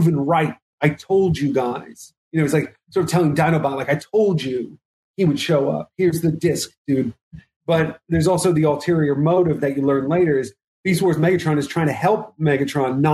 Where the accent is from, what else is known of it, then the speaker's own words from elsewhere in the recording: New York, United States; me as a New Yorker